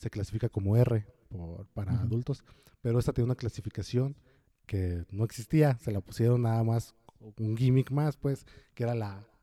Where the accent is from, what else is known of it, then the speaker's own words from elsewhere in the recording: West Virginia, United States; accent: West Virginia; Spanish is a second language; Como, ah, creo que a lo mejor mi acento de West Virginia no ayuda